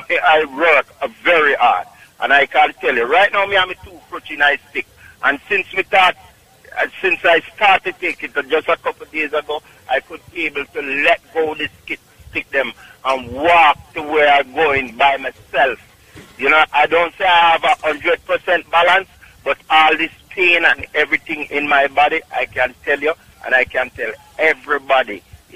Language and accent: English; Syria; English is a second language; I grew up in Syria.